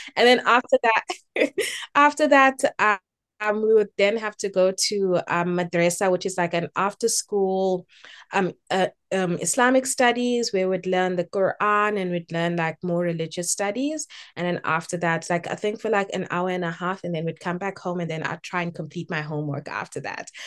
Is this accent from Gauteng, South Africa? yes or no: no; Durban, KwaZulu-Natal, South Africa; moved away as an adult; also born or lived in Eastern Cape; now in Cape Town, South Africa; I was born in the Eastern Cape, but I grew up in Durban. Um, I grew up in Phoenix, actually, um, and spent my entire childhood and entire schooling years in Phoenix.